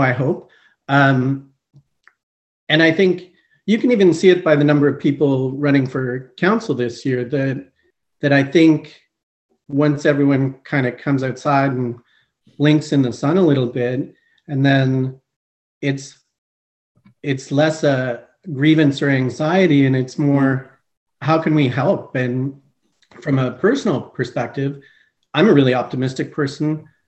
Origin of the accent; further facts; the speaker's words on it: Montreal, Quebec, Canada; also born or lived in Eastern Canada / Greater Toronto Area; now in Guelph, Canada; I am originally from Montreal, Quebec. I grew up uh, Eastern